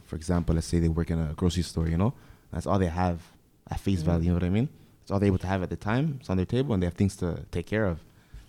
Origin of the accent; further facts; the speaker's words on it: Toronto, Ontario, Canada; I'm from Toronto. It's crazy. My family, the Jamaicans.